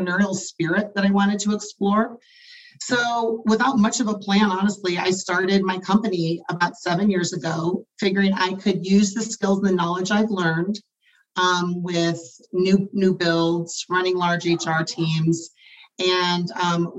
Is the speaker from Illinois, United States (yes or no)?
yes; Chicago, Illinois, United States; moved away as an adult; also born or lived in Nevada; I was born in Chicagoland and I moved to Nevada to attend UNLV